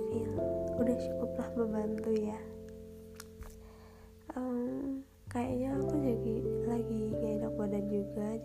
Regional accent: Central Java, Indonesia; accent: medok; buat kalian yang dengar dengarnya apa kayak medok banget ya aku emang dari Jawa lebih tepatnya dari Jawa Tengah salam kenal ya

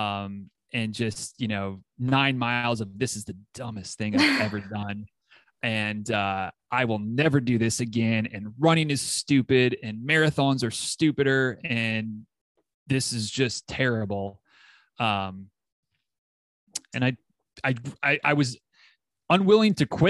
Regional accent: Michigan, United States; moved away as an adult; also born or lived in Tennessee; now in Florida, United States; my Michigan roots, I grew up in Michigan

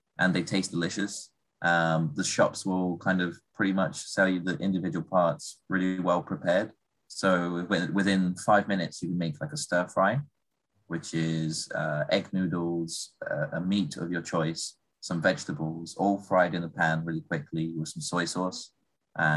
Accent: Goiânia, Goiás, Brazil; now in United Kingdom; we're from Goiás together. We're both Goiânia, born and raised.

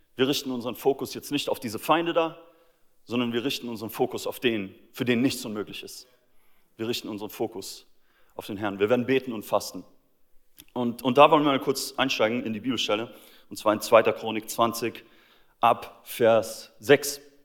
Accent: Austria; moved away; mein Heimatland Österreich

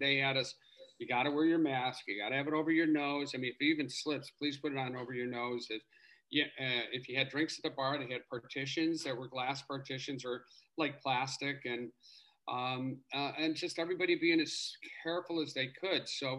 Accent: Chicago, Illinois, United States; moved away; my hometown, Chicago

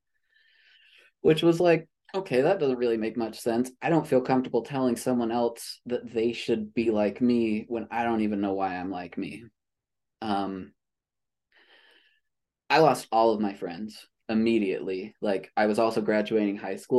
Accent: Utah, United States; I was born and raised in Utah

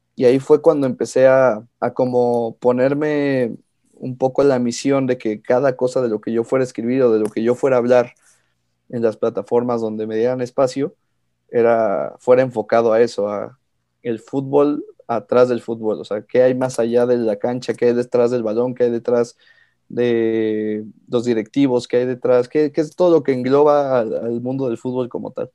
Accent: Pachuca, Hidalgo, Mexico; also born or lived in Mexico City; yo nací en la Ciudad de México, pero llevo viviendo toda mi vida prácticamente en Pachuca.

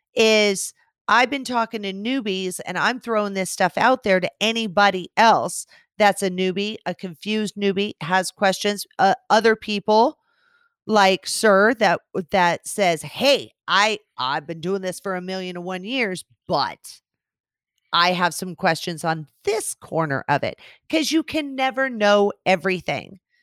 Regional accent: West Coast, United States; I'm from the West Coast.

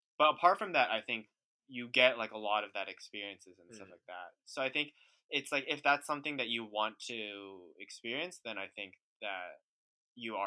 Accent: Bay Area, California, United States; also born or lived in New York; I grew up in the Bay Area, and then I went to school in the Bay Area

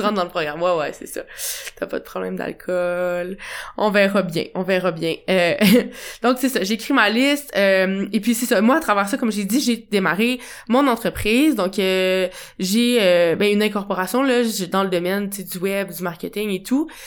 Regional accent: Quebec City, Quebec, Canada; moved away as an adult; also born or lived in Portugal; now in Montreal, Canada; je reviens à Québec, à ma ville natale

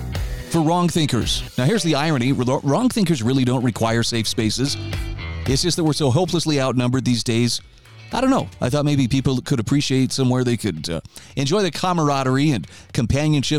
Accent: Idaho, United States; my home state of Idaho

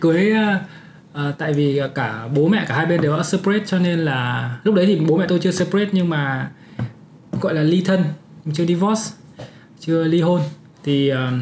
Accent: Uong Bi, Quang Ninh, Vietnam; accent: northern; moved away as an adult; also born or lived in Hanoi, Vietnam; now in Canada; sinh ra và lớn lên ở Quảng Ninh, học ở cấp 3 Uông Bí ở Quảng Ninh

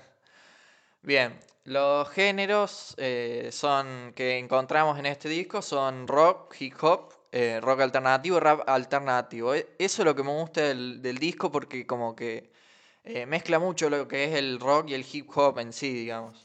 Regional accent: Alta Gracia, Córdoba, Argentina; somos de Altagracia, Córdoba.

